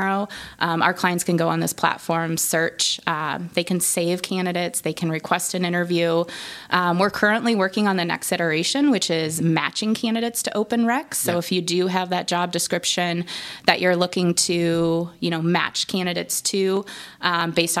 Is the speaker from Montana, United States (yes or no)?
no; Nebraska, United States; I am from Nebraska